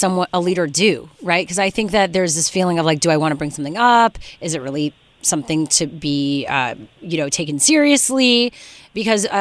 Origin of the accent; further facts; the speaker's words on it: Montreal, Quebec, Canada; my hometown of Montreal